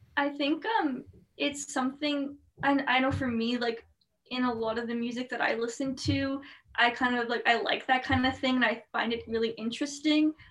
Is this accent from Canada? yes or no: yes; Winnipeg, Manitoba, Canada; born or raised there